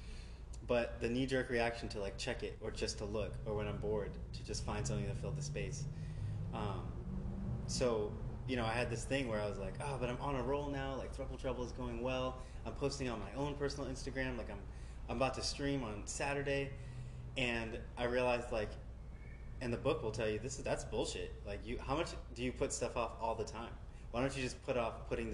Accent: New York City, New York, United States; I grew up in Brooklyn, New York

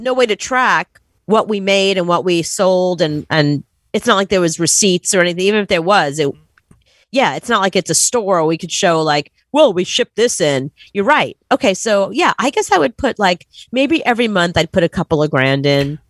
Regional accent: New York City, New York, United States; growing up in Brooklyn

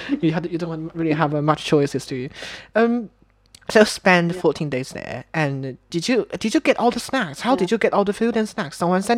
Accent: China; born or raised there; moved away

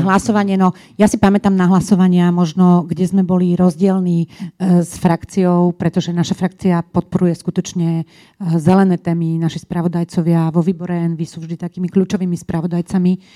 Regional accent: Bratislava, Bratislava Region, Slovakia; also born or lived in Brussels; u nás v Bratislave

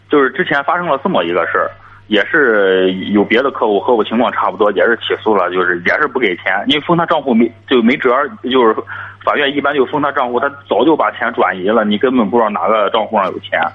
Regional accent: Jinan, Shandong, China; 我是济南的

